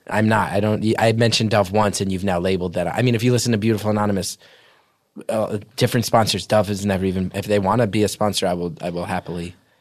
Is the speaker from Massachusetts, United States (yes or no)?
no; New Jersey, United States; I'm this guy from Jersey